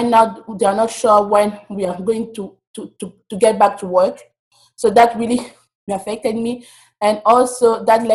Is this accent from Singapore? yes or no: no; DR Congo; moved away as an adult; now in United States; I'm from the Democratic Republic of Congo, and currently I'm an international student in the United States